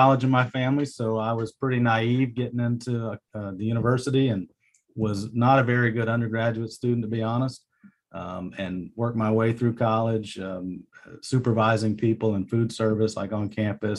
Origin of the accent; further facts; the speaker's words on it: Jacksonville, Florida, United States; also born or lived in Puerto Rico / Virginia Beach / Orlando / Charleston; I was born in Jacksonville Beach, Florida.